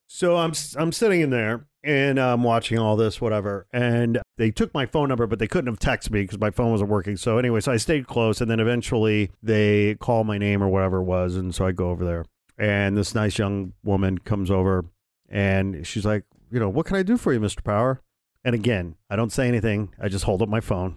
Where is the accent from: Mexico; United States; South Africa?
United States; Indiana; moved away; I'm from Indiana.